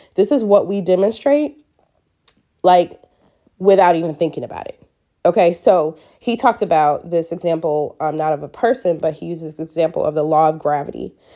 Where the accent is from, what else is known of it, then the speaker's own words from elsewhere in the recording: Michigan, United States; moved away; we're from Michigan